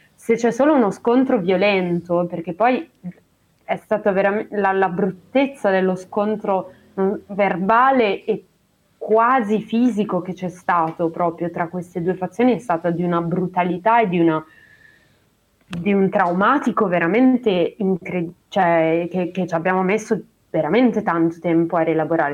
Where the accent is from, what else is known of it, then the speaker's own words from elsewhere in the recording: Treviso, Veneto, Italy; moved away; io sono di Treviso